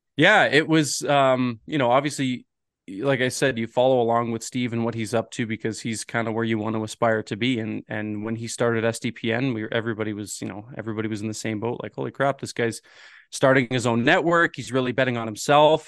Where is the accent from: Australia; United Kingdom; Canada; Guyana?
Canada; Ontario; moved away; I'm originally from Ontario